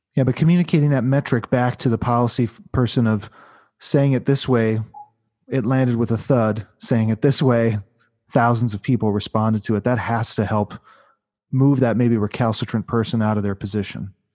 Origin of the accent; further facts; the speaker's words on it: Midwest, United States; I grew up in the Midwest